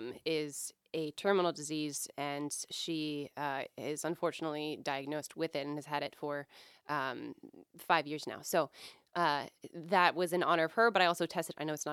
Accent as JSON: {"language": "English", "region": "Maine", "country": "United States", "tie": "born or raised there", "also_born_or_lived": "Virginia", "said": "I grew up in Maine. And my parents were military, but half my life was in Maine, and then the rest of it was in Virginia."}